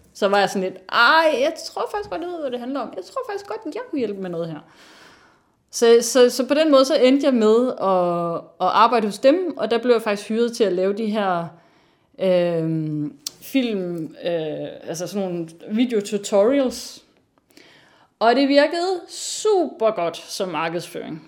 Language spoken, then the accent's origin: Danish; North Jutland, North Denmark Region, Denmark; moved away; jeg er opvokset i Nordjylland, øhm, men som datter af to sønderjyder.